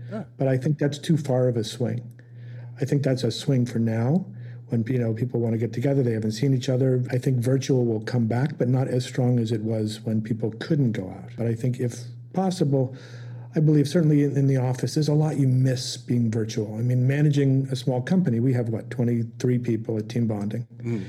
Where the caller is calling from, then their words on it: St. Augustine, Florida, United States; I'm in St. Augustine, Florida.